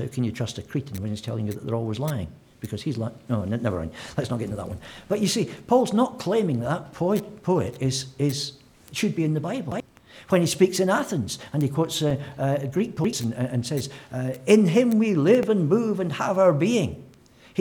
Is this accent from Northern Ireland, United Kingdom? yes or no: no; Scotland, United Kingdom; as a Scotsman